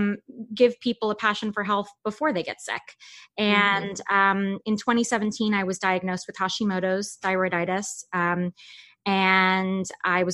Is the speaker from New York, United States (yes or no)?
yes; New York City, New York, United States; now in Los Angeles, United States; I'm originally from Manhattan, from New York City. So I was born and raised there. I currently live